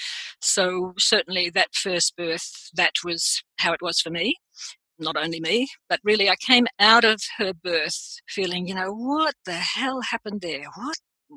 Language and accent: English; Australia; also born or lived in London; I am Australian